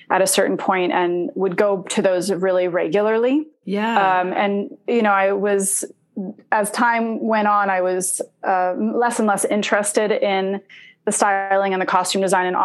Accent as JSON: {"language": "English", "country": "Indonesia", "tie": "born or raised there", "said": "I myself am not Arabic. I'm Italian. Um, I was born in Indonesia, and uh, we lived in Indonesia because my parents were part of a spiritual community."}